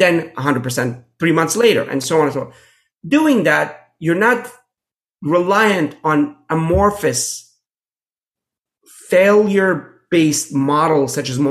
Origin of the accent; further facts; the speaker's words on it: Pittsburgh, Pennsylvania, United States; I grew up in Pittsburgh